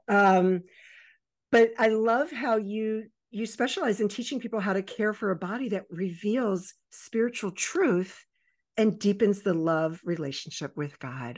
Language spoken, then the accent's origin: English; Baltimore and Annapolis area, Maryland, United States; born or raised there; also born or lived in Virginia Beach, Virginia